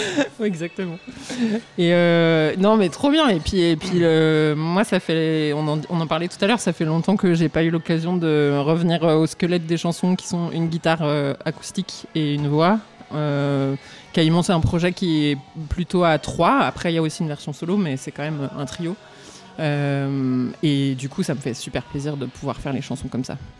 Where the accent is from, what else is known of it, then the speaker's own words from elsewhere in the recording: Romans-sur-Isère, Auvergne-Rhône-Alpes, France; also born or lived in Valence; je suis née à Romans-sur-Isère, donc pas très loin d'ici, que j'ai grandi